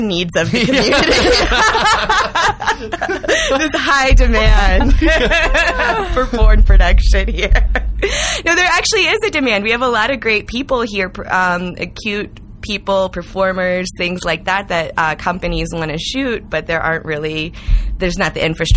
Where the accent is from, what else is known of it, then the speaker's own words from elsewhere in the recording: St. Louis, Missouri, United States; also born or lived in Iowa; now in Denver, United States; I'm originally from St. Louis and went to college in Iowa. And then I've been in Colorado 7 years, Denver for two of those